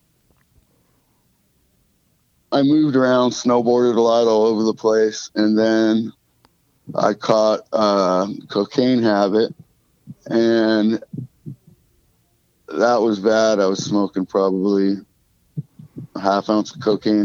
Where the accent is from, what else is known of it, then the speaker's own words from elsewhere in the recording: Salem, Oregon, United States; also born or lived in Boston, Massachusetts; I moved out here when I was a little kid and grew up in a middle-class family